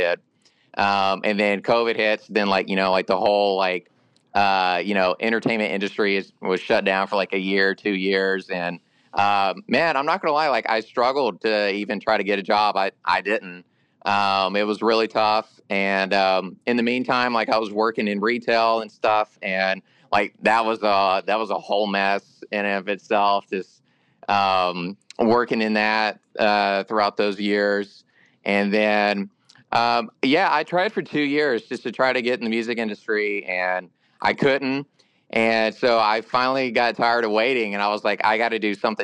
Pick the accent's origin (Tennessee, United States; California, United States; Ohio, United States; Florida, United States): Tennessee, United States; Nashville; I was born and raised here in Nashville